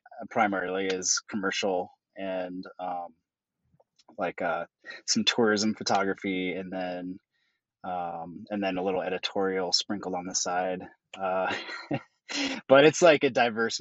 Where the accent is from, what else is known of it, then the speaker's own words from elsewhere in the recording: Jackson, Wyoming, United States; moved away; I grew up in Jackson Hole, Wyoming, and so I just grew up in the outdoors